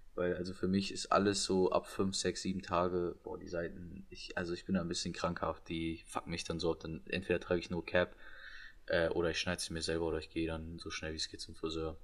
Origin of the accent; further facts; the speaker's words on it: Germany; wir als Deutsche